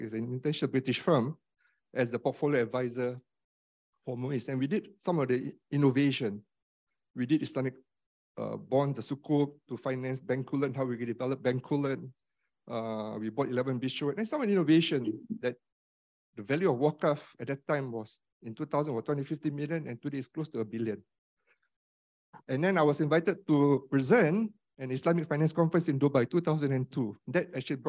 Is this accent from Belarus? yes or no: no; Singapore; even for us Muslims, you know, as Singaporean Muslims in Singapore